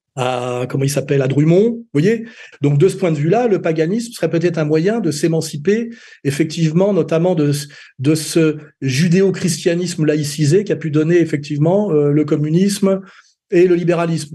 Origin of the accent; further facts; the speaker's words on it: Meudon, Île-de-France, France; quand j'étais gamin à Meudon-la-Forêt, qui était quand même une cité dortoir des usines Renault